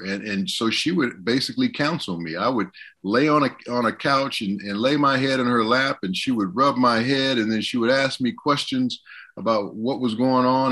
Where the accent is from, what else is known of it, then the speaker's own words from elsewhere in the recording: Southern California, United States; moved away as an adult; also born or lived in Washington; I'm from Southern California.